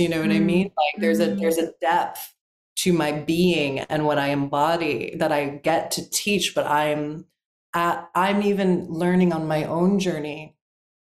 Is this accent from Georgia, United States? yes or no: no; South Florida, United States; I'm also from South Florida, I've got a little hood like edge